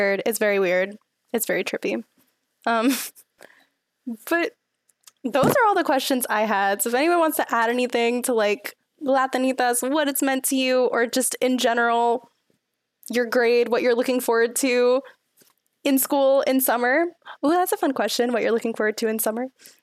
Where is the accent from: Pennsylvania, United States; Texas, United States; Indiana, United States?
Texas, United States; Houston; moved away; I'm from Houston